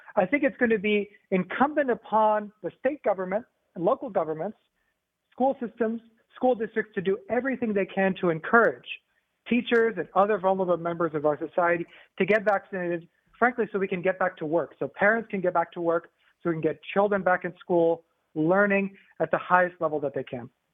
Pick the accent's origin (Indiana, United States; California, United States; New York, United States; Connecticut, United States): Indiana, United States; northern; moved away as an adult; also born or lived in West Coast; now in Georgia, United States; I grew up in Indiana, actually, in uh, northern Indiana